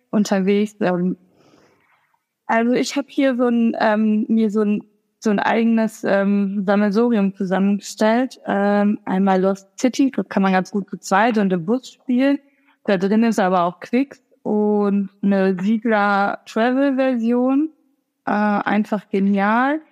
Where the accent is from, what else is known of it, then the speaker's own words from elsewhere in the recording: Sauerland, North Rhine-Westphalia, Germany; ich komme selber aus dem Sauerland